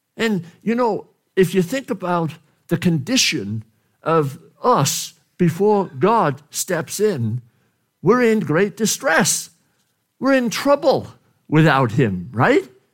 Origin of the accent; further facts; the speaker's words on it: Wales, United Kingdom; moved away; from Wales, my country, my home country